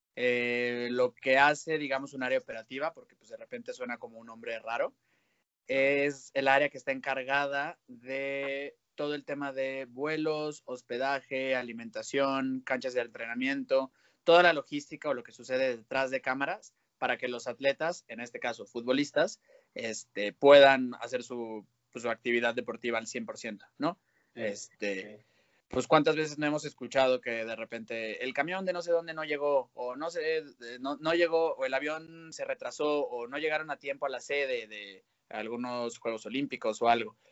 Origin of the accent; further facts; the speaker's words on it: León, Guanajuato, Mexico; moved away as an adult; also born or lived in Guadalajara / Mexico City; soy de León, estudié 18 años de mi vida, o bueno, 12 años de mi vida en el Instituto Lux